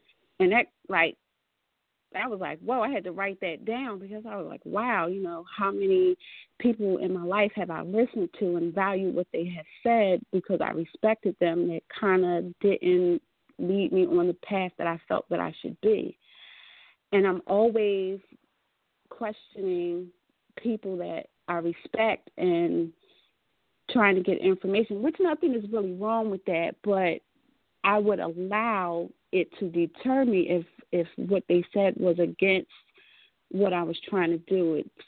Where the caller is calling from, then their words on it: Atlantic City, New Jersey, United States; I'm calling from Atlantic City, New Jersey, and I am a Sagittarius.